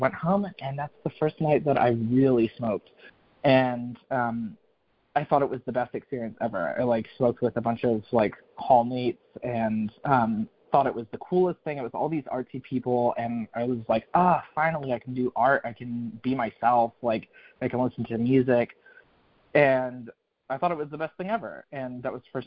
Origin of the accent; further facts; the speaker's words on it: North Carolina, United States; moved back to North Carolina.